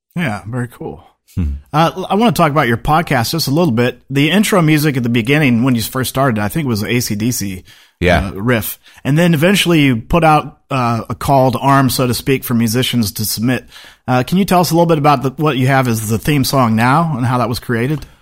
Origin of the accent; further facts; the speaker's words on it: Seattle, Washington, United States; moved away as an adult; I grew up in Seattle